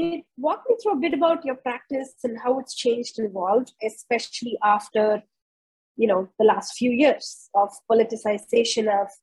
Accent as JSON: {"language": "English", "country": "India", "tie": "born or raised there", "also_born_or_lived": "United States / United Kingdom", "moved": "as an adult", "said": "I was born and raised in India, and then I was educated in the US, then I lived in the UK, became a naturalized British citizen, and then now we've repatriated back to India."}